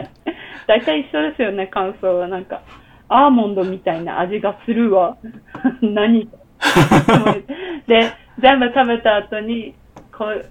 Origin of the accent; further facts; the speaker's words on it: Hanamaki, Iwate, Japan; moved away; 私の出身地の花巻の方